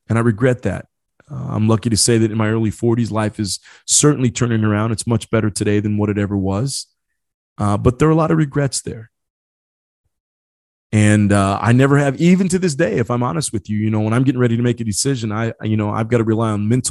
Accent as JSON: {"language": "English", "town": "Marion", "region": "Indiana", "country": "United States", "tie": "born or raised there", "also_born_or_lived": "Ecuador", "said": "I was adopted from South America, brought over from Ecuador, brought to a city by the name of Marion in the state called Indiana, the Hoosier state"}